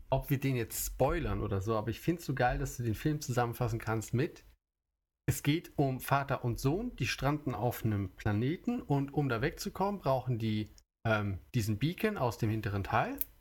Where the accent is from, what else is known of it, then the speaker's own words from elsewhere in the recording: Germany; now in Japan; ich komme aus Deutschland